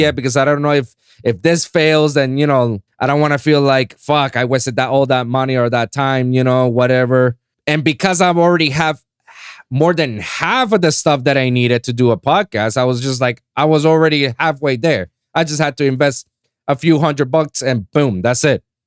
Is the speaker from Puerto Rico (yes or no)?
yes; Puerto Rico; English is a second language; moved away as an adult; now in Florida, United States; I'm a fake Floridian too, you know, because I'm from Puerto Rico